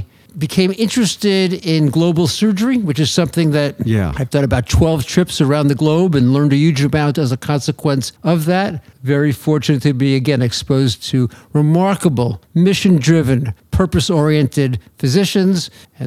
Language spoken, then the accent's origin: English; Long Island, New York, United States; I grew up on Long Island